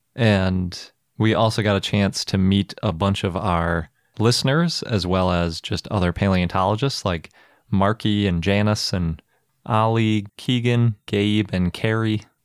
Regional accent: Milwaukee, Wisconsin, United States; my hometown museum

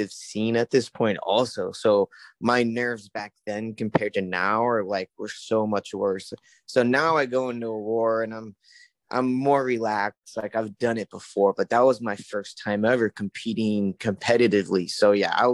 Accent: California, United States; My time, PST. I'm from California.

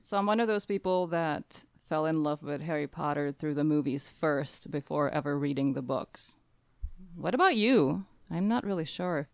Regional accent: Czechia; now in Nebraska, United States; I'm originally from the Czech Republic, but I currently am living in Nebraska, in the U S

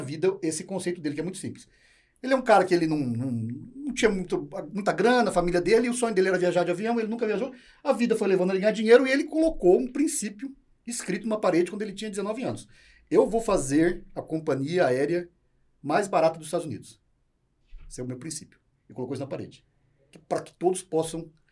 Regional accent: Maringá, Paraná, Brazil; moved away as an adult; also born or lived in Londrina / Presidente Prudente; now in São Paulo, Brazil; Eu comecei em Maringá, eu sou paranaense, da cidade de Maringá

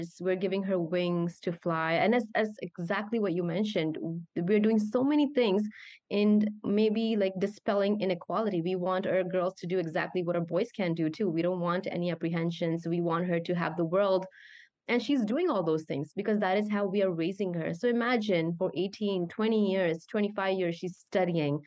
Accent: Canada; moved away as an adult; I grew up as a Canadian, my mentality or my mindset would be very Canadian

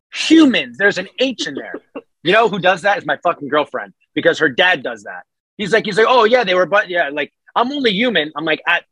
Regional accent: New England, United States; accent: New England; I'm very much someone who is from the New England

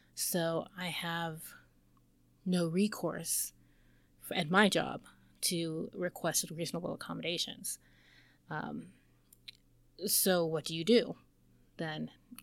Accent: United States; I am American

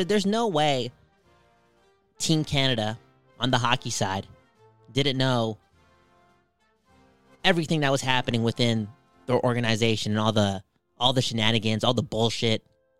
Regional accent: Belgium; I'm from Belgium. Can we talk more about that? The Belgian people?

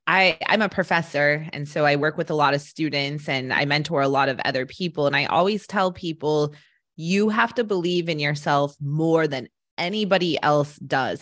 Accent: Colorado, United States; I grew up in Colorado

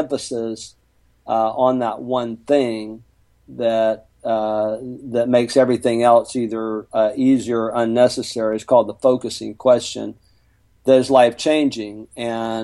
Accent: Mobile, Alabama, United States; moved away as an adult; now in Houston, United States; I'm from Mobile, Alabama

